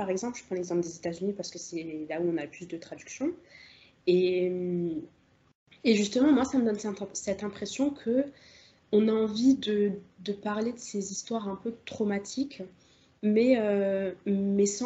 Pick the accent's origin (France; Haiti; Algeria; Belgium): Algeria; Et, moi, je suis algérienne. Donc, tout, enfin, tu vois, la question de la colonisation, elle, elle me parle beaucoup